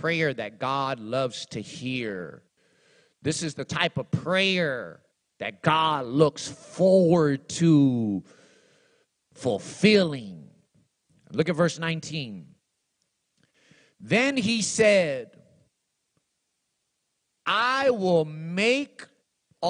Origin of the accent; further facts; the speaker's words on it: Los Angeles, California, United States; also born or lived in Texas; I was born in Los Angeles, turned 16 in Texas